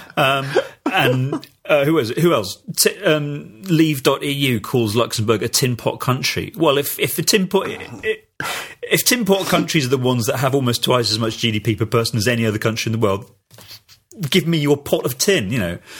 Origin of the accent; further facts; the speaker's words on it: United Kingdom; speaking as a Brit